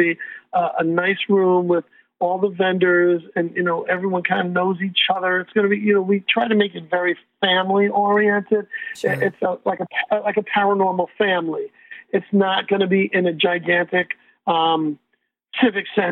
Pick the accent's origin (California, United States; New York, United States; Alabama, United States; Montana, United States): New York, United States; New York City; now in Connecticut, United States; I'm from the Bronx, and, you know, that's, you know, an urban jungle. But moving to Connecticut